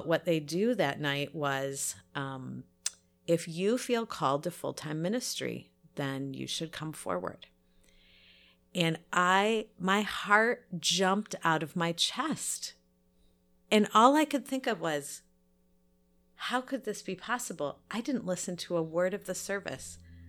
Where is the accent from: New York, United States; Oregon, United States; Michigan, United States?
Michigan, United States; So I grew up in the Free Methodist Church. My dad was a Free Methodist pastor. So really, in fact, we lived up in the Thumb when he was first pastor, and our parsonage was right behind the church.